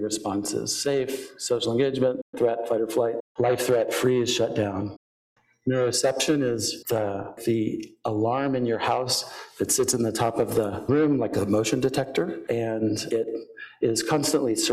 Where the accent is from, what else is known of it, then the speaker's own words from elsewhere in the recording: Houston, Texas, United States; I grew up in Houston